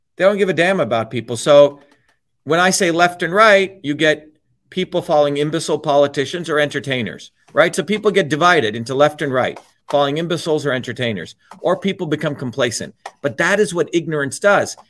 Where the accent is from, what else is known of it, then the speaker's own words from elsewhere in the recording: New Jersey, United States; the working class people I grew up with in New Jersey